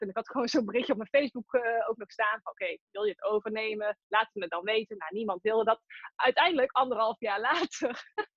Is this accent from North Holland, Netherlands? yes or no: no; Tilburg, North Brabant, Netherlands; Ik kom uit Tilburg, dat hoor je misschien ook wel.